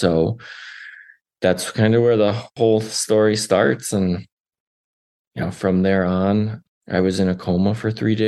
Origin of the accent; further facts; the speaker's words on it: Wisconsin, United States; moved away as an adult; now in Denver, United States; my home state of Wisconsin